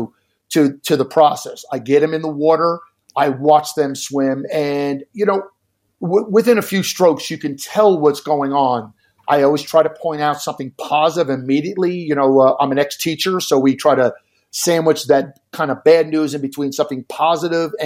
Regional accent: Jersey Shore, New Jersey, United States; now in Arizona, United States; I've coached high school programs on the New Jersey Shore, where I grew up on the Jersey Shore.

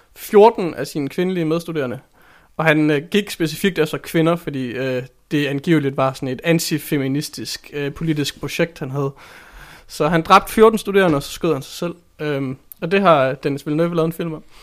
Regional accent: Randers, Central Denmark Region, Denmark; Jeg er ikke opvokset i Skive. Jeg er opvokset i Randers

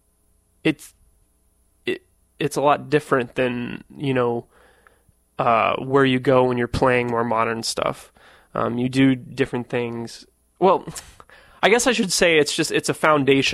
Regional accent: Missouri, United States; moved away; I grew up in Missouri

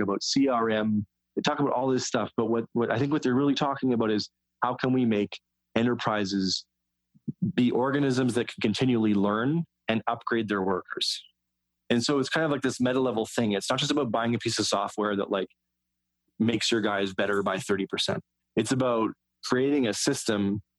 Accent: West Coast, United States; I'm from the West Coast

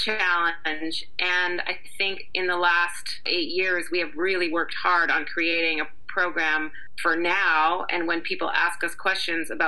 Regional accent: Canada; moved away as an adult; also born or lived in New York City, United States; while I grew up in Canada, my kind of professional career happened in New York City

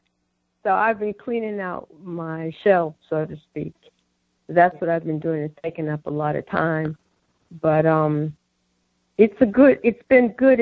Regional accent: New York, United States; I come from New York

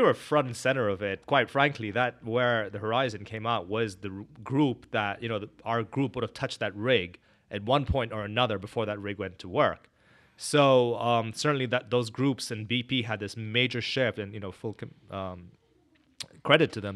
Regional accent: Northern Nigeria, Nigeria; moved away as an adult; also born or lived in India (family) / Canada / Korea; now in Houston, United States; born and brought up in West Africa, Nigeria

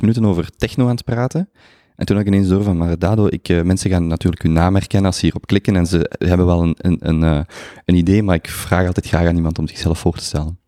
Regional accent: Limburg, Flanders, Belgium; voor een verre Limburger zoals ik

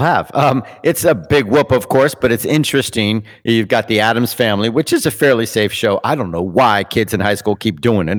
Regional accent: Canada; We're Canadian

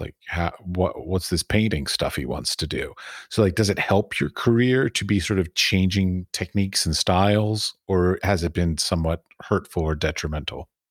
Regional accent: United States; being an American

